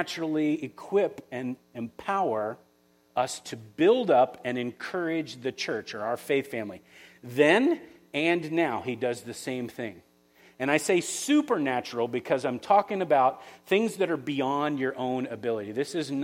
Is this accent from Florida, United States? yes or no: yes; Florida, United States; now in West Michigan, United States; I'm from Florida